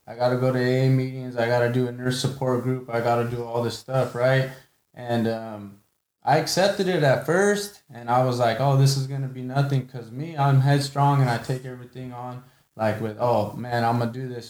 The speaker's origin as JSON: {"language": "English", "town": "Selma", "country": "United States", "said": "I'm from Selma"}